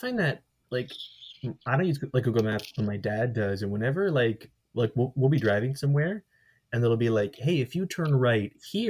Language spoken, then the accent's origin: English; Sarnia, Ontario, Canada; Sarnia, Ontario, my hometown, home of, I don't know, home of Chemical Valley